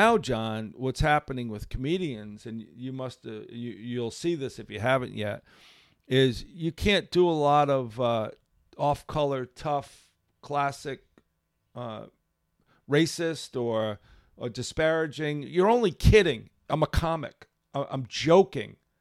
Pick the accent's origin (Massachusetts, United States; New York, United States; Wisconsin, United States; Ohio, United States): Massachusetts, United States; Seekonk; I grew up in Seekonk.